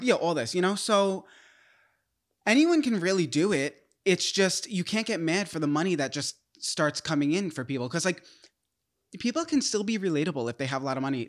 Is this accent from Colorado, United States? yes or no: no; New York, United States; I'm from New York